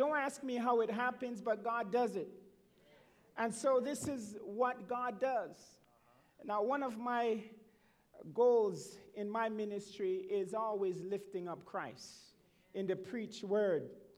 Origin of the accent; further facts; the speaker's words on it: Montreal, Quebec, Canada; when I was a young man growing up in Montreal, the north end of Montreal, attending the Norwood Seventh-day Adventist Church.